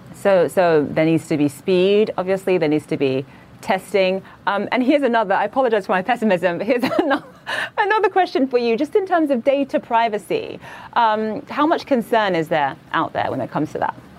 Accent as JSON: {"language": "English", "country": "Nigeria", "moved": "yes", "lives_now": "New York, United States", "said": "I'm originally from Nigeria"}